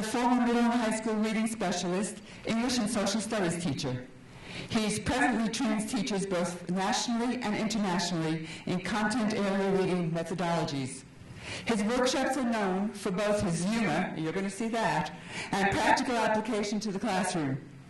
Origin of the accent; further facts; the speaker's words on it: Florida, United States; I'm from Florida.